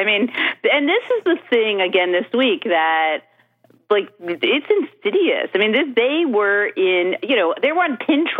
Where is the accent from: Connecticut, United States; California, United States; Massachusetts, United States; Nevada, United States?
Connecticut, United States; Stamford; No, I grew up in Stanford.